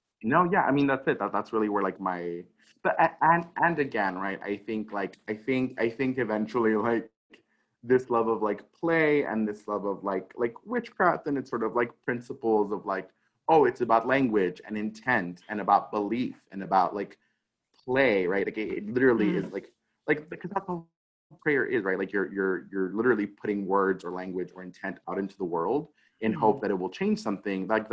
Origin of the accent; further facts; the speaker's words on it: El Paso, Texas, United States; growing up in El Paso, because El Paso is predominantly Mexican/Mexican-American folks